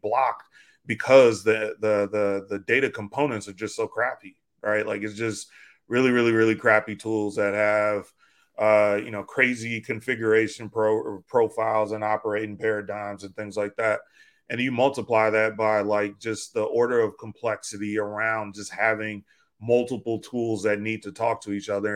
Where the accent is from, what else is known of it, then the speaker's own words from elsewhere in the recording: Chicago, Illinois, United States; moved away as an adult; now in Oakland, United States; I grew up on the south side of Chicago.